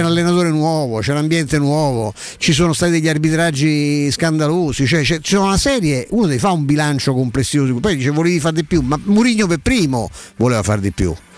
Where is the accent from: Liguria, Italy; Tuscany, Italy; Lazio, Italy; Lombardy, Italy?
Lazio, Italy; Rome